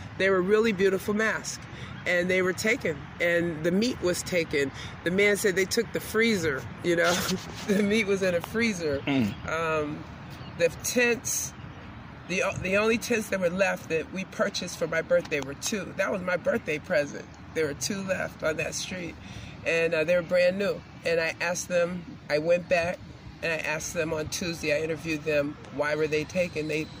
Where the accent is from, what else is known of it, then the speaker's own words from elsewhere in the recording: Chicago, Illinois, United States; Well, we're both from Chicago